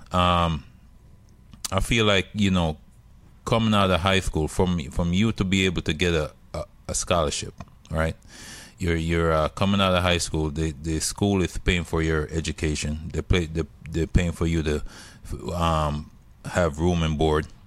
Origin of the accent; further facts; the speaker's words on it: Jamaica; moved away; I'm, I'm from Jamaica